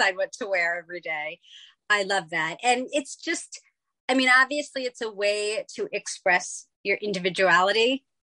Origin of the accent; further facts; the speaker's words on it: New York City, New York, United States; I grew up in New York City.